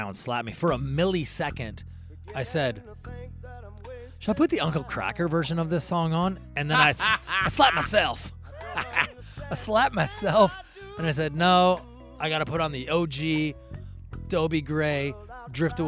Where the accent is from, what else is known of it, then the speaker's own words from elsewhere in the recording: Olympia, Washington, United States; I'm from Washington. I'm from, you know, Olympia, Washington, a little city right there in the center.